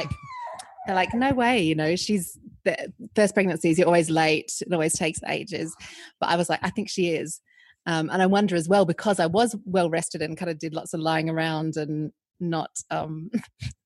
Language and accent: English; Australia; moved away; I'm from Australia